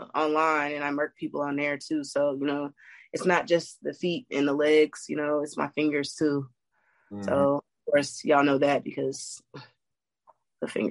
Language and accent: English; Gwinnett, Georgia, United States; also born or lived in New Jersey; I'm from New Jersey, but I went to high school in Gwinnett, and that's in Georgia